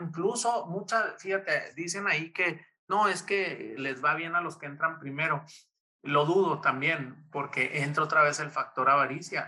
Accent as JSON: {"language": "Spanish", "country": "Mexico", "said": "como mexicanos"}